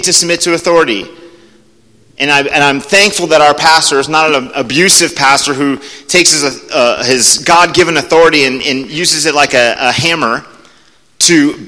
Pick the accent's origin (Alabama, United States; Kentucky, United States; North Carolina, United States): Alabama, United States; they all know we're from Alabama